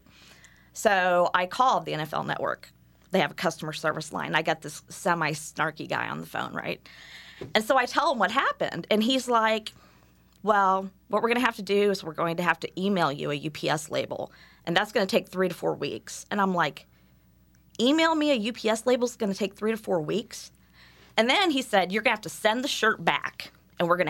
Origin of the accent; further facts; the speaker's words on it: Indiana, United States; I said, Indiana